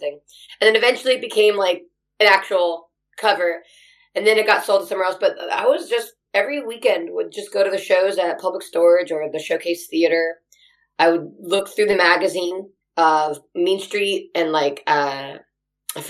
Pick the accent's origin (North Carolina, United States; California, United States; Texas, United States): California, United States; Anaheim; also born or lived in Hollywood, California; I was born in Anaheim and I just moved around Southern California. That's kind of all I've lived